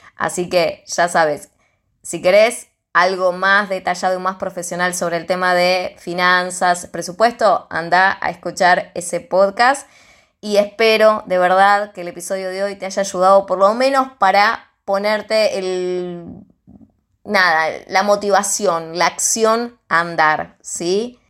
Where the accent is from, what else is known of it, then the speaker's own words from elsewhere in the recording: Argentina; soy de Argentina